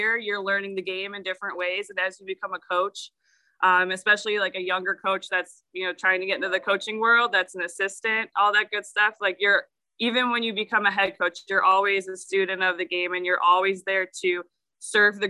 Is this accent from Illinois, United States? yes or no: yes; Chicago, Illinois, United States; also born or lived in Oakland University, Michigan; I'm from the Chicago area